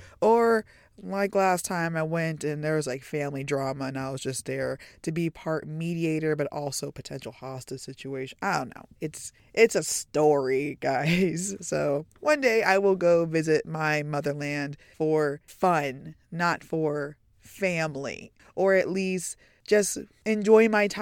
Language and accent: English; Tyler, Texas, United States; So I was born and raised in Tyler, Texas. That's in the East Texas area. So do I have the typical, stereotypical Texas accent? No, unfortunately.